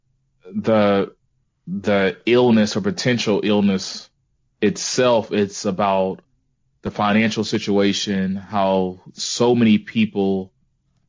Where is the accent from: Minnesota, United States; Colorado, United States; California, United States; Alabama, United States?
Alabama, United States; Mobile; I am still from Mobile